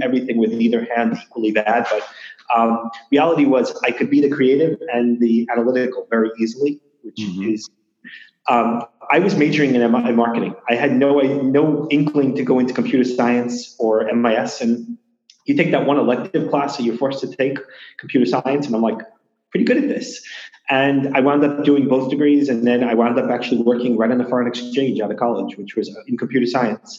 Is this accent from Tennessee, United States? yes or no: no; New York City, New York, United States; also born or lived in Long Beach, New York; I grew up between Queens and Long Beach. So always in New York, always public schools in Queens